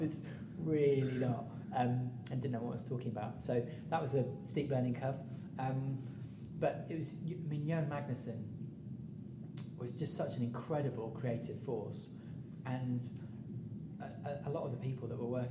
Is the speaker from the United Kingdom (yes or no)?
yes; Midlands, United Kingdom; moved away as an adult; I came from the Midlands. I didn't know anybody when I moved down